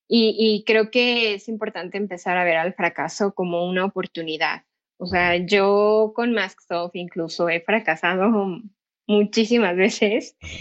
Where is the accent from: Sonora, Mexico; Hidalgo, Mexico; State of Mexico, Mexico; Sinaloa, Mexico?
Hidalgo, Mexico; Pachuca; yo soy de Pachuca Hidalgo